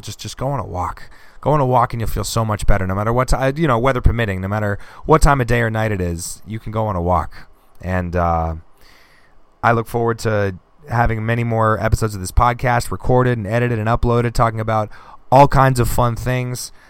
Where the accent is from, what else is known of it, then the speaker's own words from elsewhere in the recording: Boston, Massachusetts, United States; I am born and raised in Boston